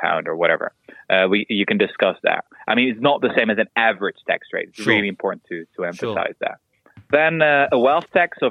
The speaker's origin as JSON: {"language": "English", "country": "Netherlands", "said": "I'm from Holland"}